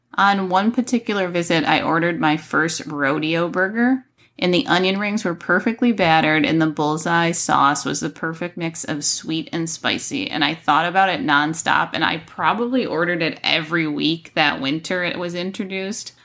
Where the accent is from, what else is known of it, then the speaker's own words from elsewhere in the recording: Buffalo, New York, United States; I grew up in Buffalo, New York, and so our winters were absolutely frigid